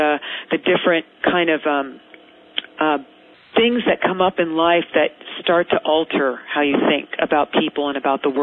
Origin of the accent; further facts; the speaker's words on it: Marin County, suburb of San Francisco, California, United States; I grew up in a suburb of San Francisco called Marin County